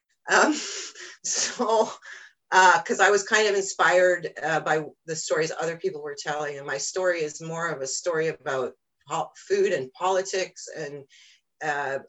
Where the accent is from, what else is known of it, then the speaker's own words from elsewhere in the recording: Cooperstown, New York, United States; moved away; I grew up in Cooperstown, New York originally